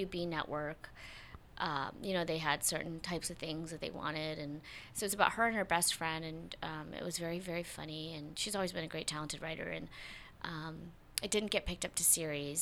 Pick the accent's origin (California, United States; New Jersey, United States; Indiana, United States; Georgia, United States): Georgia, United States; Stone Mountain; moved away as an adult; I moved from Stone Mountain, Georgia